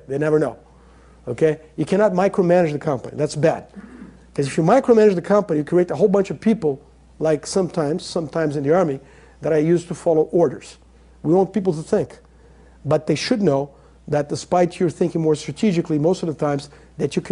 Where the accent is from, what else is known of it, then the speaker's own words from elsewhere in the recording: Brazil; I'm not American, I'm Brazilian